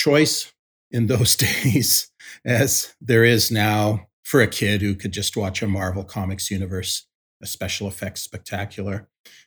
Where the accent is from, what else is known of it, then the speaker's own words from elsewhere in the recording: Winnipeg, Manitoba, Canada; growing up in Winnipeg, I was born in 1956